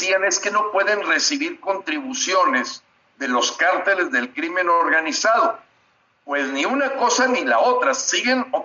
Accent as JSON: {"language": "Spanish", "country": "Mexico", "said": "tres miembros del Consejo Rector Nacional de Frena, que somos 73 mexicanos."}